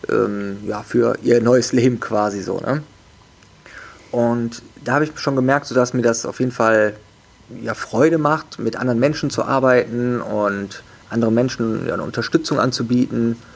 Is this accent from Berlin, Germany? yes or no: no; Wuppertal, North Rhine-Westphalia, Germany; Also ich bin aufgewachsen, geboren und aufgewachsen in Wuppertal und ähm, habe dort erstmal bin da ganz normal zur Schule gegangen